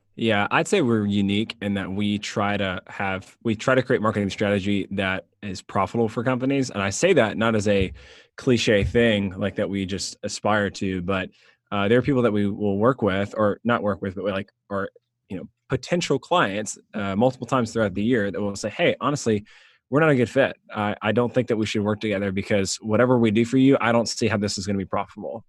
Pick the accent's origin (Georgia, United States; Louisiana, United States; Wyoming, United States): Georgia, United States; Suwanee; I grew up in the Atlanta area, um, north of Atlanta